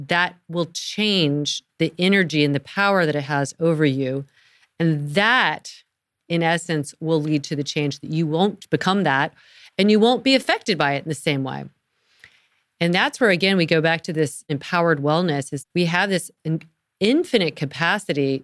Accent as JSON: {"language": "English", "region": "North Carolina", "country": "United States", "said": "I'm from North Carolina"}